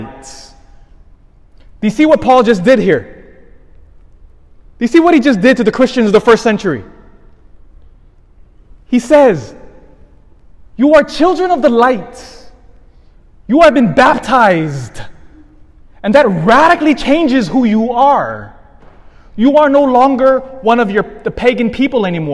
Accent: Elk Grove, United States; I grew up in Elk Grove

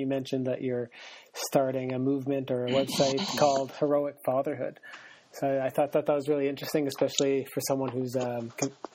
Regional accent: Canada; as a Canadian

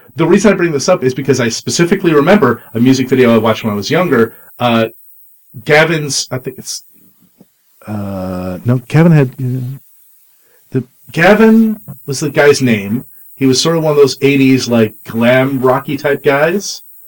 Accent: Canada; I'm a Canadian

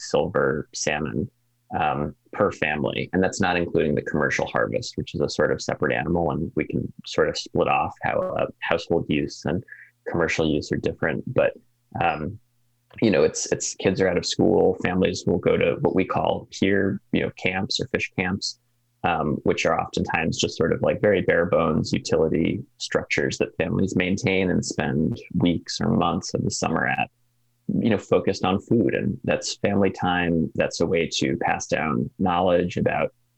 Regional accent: East Coast, near the Connecticut River, New England, United States; now in Alaska, United States; I'm from the East Coast

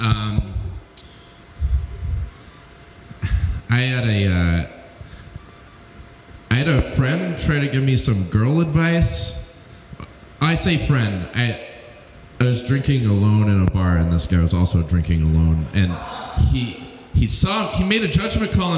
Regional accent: Alabama, United States; I'm from Alabama

